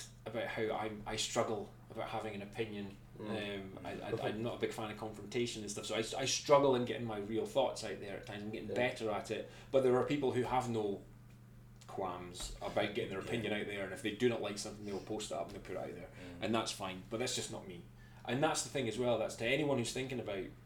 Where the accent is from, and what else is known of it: Scotland, United Kingdom; accent: Scottish